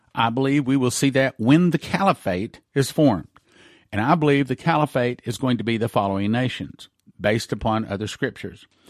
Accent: Texas, United States; I'm from Texas.

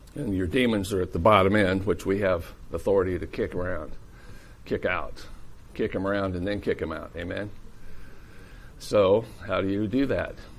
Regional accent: Iowa, United States; I'm from Iowa

